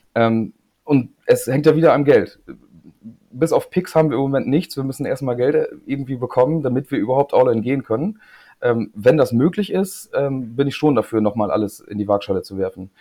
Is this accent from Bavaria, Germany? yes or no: no; Lingen, Lower Saxony, Germany; moved away as an adult; also born or lived in East Frisia; now in Leer, Germany; ich wohne jetzt in Ostfriesland, aber bin kein gebürtiger Ostfriese, sondern komme eigentlich äh, aus Lingen